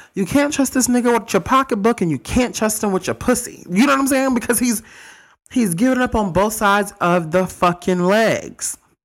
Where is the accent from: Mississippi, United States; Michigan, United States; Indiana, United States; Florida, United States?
Mississippi, United States; I'm from Mississippi.